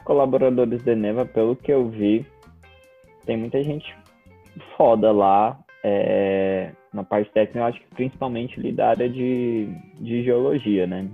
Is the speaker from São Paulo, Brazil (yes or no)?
no; Goiás, Brazil; representando mais especificamente o meu Goiás